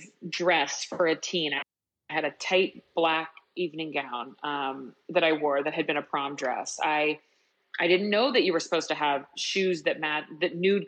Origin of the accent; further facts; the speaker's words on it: Kansas City, United States; I grew up in outside of Kansas City